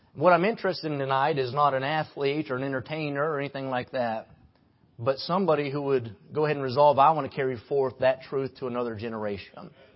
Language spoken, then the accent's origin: English; West Virginia, United States; now in Kentucky, United States; I live in Kentucky, but I'm from West Virginia